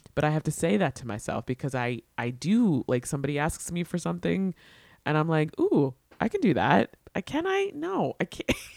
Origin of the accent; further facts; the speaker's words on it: New York, United States; But I'm a New Yorker.